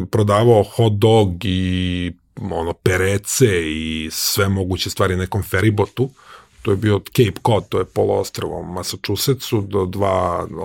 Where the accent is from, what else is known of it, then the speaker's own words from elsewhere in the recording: Serbia; moved away; ali stvari koje sam poneo iz Srbije sam maltene, ja mislim, pobacao ili ne znam